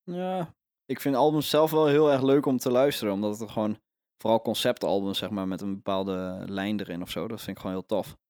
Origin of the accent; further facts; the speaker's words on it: Overijssel, Netherlands; ik ben zelf geboren in Overijssel